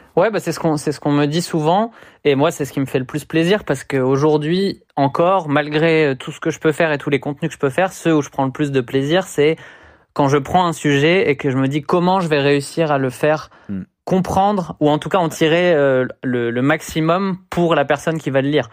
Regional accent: Le Havre, Normandy, France; moved away as an adult; Je viens du Havre, en Normandie

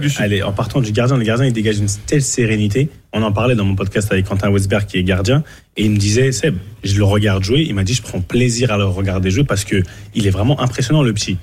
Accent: Cameroon; chez nous au Cameroun

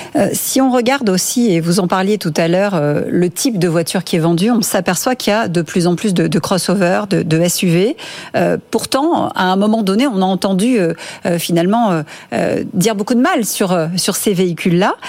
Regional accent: France; ici, chez nous, en France

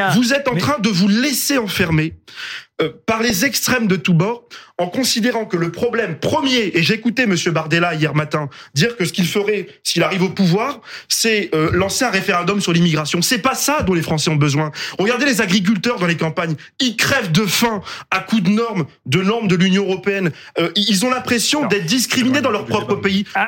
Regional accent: Roubaix, Hauts-de-France, France; je suis issu de Roubaix, je viens d'un quartier populaire

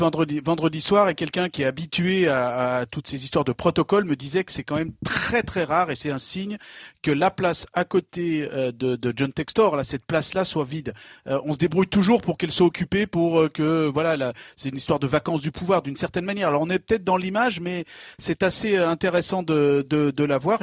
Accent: Savoie, Auvergne-Rhône-Alpes, France; now in Lyon, France; chez moi en Savoie dans les années 80

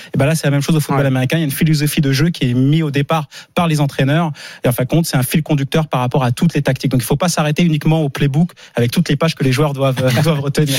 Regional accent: Montreuil, Île-de-France, France; j'ai grandi à Montreuil-sous-Bois dans le 93

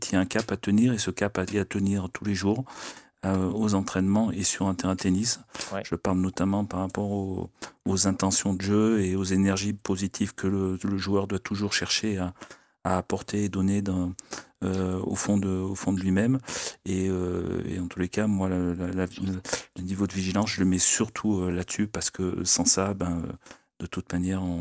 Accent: France; on a un tournoi chez nous du Grand Chelem et en tant que Français

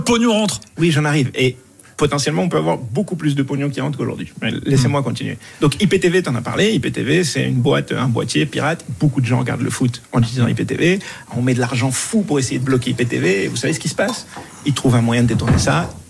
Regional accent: Morocco; moved away; je, suis du Maroc, j'ai grandi au Maroc

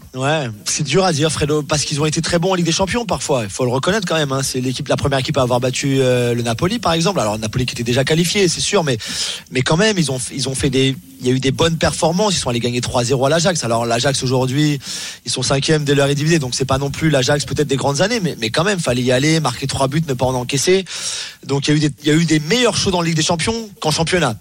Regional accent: England, United Kingdom; chez moi en Angleterre

